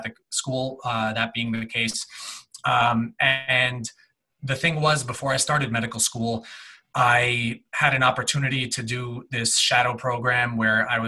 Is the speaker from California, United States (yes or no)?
no; New Jersey, United States; moved away as an adult; now in Minnesota, United States; I grew up in New Jersey, 20 minutes out of New York